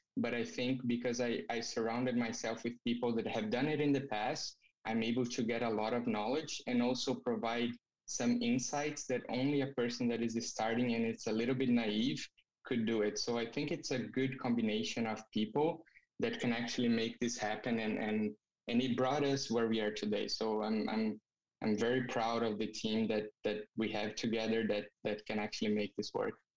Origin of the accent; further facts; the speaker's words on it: Brazil; moved away as an adult; now in Canada; I'm originally from Brazil